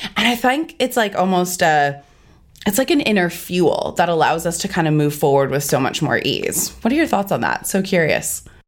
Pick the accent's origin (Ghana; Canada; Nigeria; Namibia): Canada; now in Australia; we're both originally from Canada